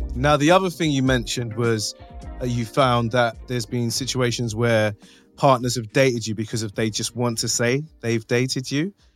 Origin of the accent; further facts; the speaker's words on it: London, United Kingdom; from North London.